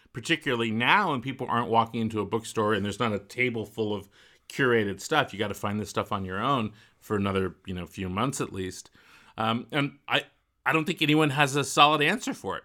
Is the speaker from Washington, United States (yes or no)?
no; Walnut Creek, California, United States; Where I grew up in Walnut Creek, there's a whole neighborhood of Eichler homes.